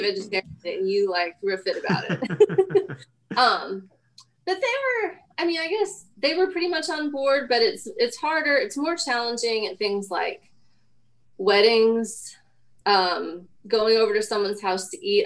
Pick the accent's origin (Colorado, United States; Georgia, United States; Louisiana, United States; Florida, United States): Colorado, United States; Denver; I mean, I was born, I grew up in Denver.